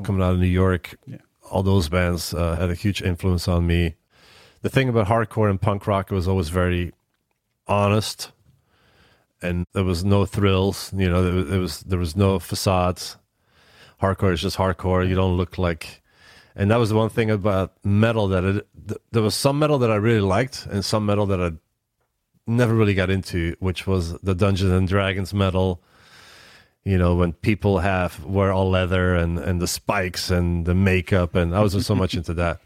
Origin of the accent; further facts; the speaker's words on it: Antwerp, Flanders, Belgium; moved away as an adult; now in United States; the local city where I grew up in Antwerp, Belgium